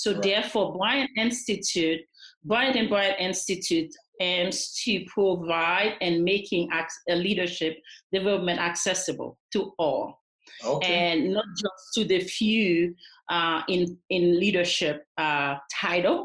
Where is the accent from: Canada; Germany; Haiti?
Haiti; moved away; I am originally from Haiti, but I have been here since the 1980s.